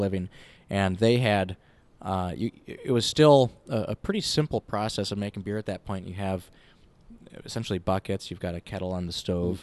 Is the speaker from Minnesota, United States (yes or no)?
yes; Winona, Minnesota, United States; now in Minneapolis, United States; I grew up in Winona